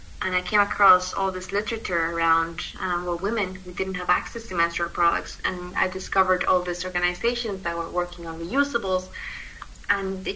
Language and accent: English; Mexico; moved away as an adult; now in United Kingdom; I was born in Mexico, and I moved to the UK in 2015, which is where I'm currently based